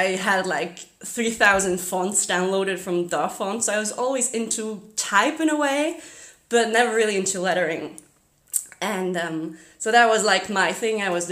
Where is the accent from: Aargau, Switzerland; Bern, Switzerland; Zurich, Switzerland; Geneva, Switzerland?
Zurich, Switzerland; first language German; English is a second language; I'm from Zurich, Switzerland.